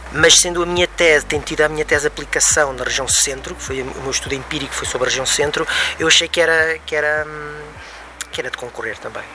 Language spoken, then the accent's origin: Portuguese; Lisbon, Portugal; also born or lived in Viseu region; now in Viseu, Portugal; eu sou natural de Lisboa, mas hum, vivi desde há mais de 15 anos na região de Viseu